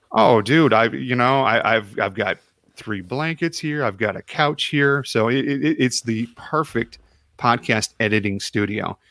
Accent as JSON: {"language": "English", "town": "Chicago", "region": "Illinois", "country": "United States", "moved": "yes", "said": "I'm from Chicago originally"}